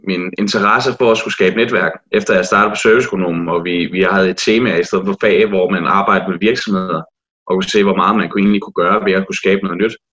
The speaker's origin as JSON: {"language": "Danish", "town": "Næstved", "region": "Zealand", "country": "Denmark", "tie": "born or raised there", "said": "og jeg kommer fra Næstved af, og er rigtig nævrdreng, øh, som i hele til hjertet."}